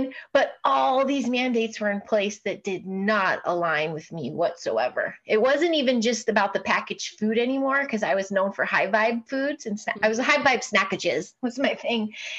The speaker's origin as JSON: {"language": "English", "town": "Chicago", "region": "Illinois", "country": "United States", "said": "Mostly Chicago. Yeah. Okay. I started in the industry in Chicago."}